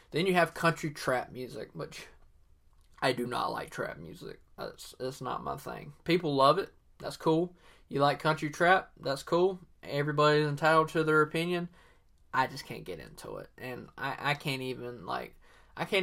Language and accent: English; Southern US, United States; accent: Southern; I'm using my real Southern accent, my 100% authentic Southern accent here.